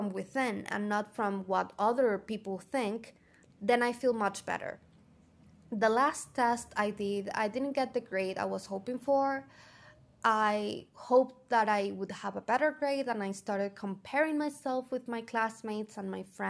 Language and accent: English; Venezuela; first language Spanish; English is a second language; I love being Venezuelan. My country is gorgeous and I love my culture